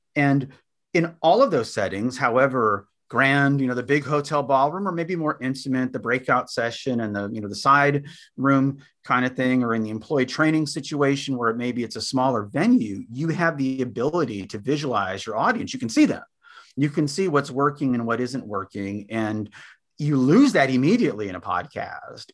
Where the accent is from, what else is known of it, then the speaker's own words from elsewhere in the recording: San Antonio, Texas, United States; also born or lived in Austin, Texas; we grew up in Bear County down near San Antonio, Texas